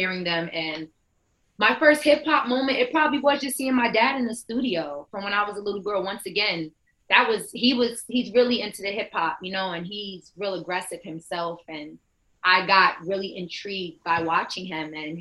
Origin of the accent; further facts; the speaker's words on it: New York City, New York, United States; Bronx, New York, born and raised